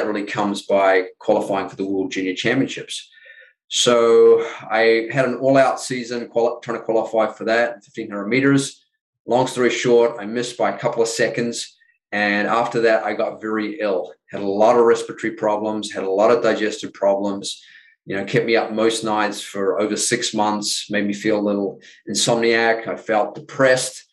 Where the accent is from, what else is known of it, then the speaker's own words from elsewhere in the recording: New Zealand; moved away as an adult; growing up in New Zealand, the first 20 years of my life